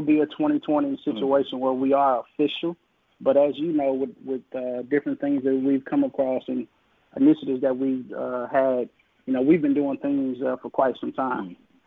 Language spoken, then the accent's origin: English; Jackson, Mississippi, United States; I literally mm-hmm. was born on campus